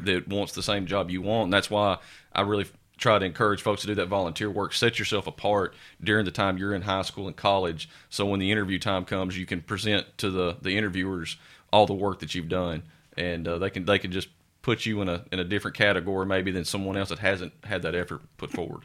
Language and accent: English; Sumner County, Tennessee, United States; also born or lived in Scott County, Tennessee; I grew up in Sumner County, have family there